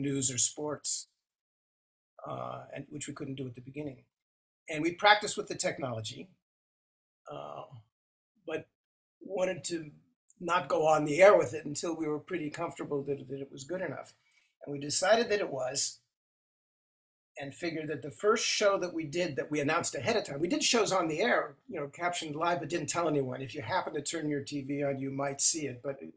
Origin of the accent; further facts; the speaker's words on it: Los Angeles, California, United States; moved away; also born or lived in Washington, D.C. area, Virginia; I grew up in Los Angeles